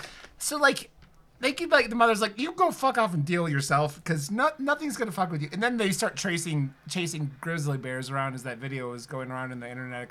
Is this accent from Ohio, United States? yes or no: yes; Ohio, United States; moved away; growing up in Ohio